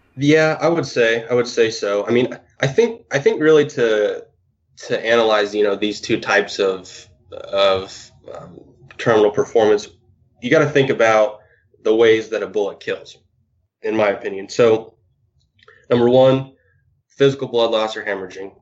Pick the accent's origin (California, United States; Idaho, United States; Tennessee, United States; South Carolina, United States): Idaho, United States; Lewiston; I'm actually originally from Idaho. Uh, was born and raised in Lewiston, Idaho